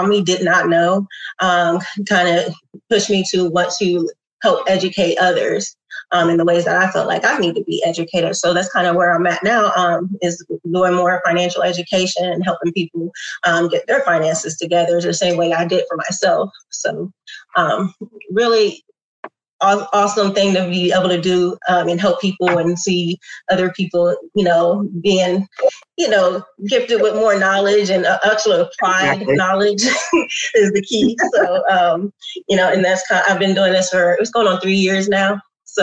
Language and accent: English; Columbus, Ohio, United States; born and raised in Columbus, went to OSU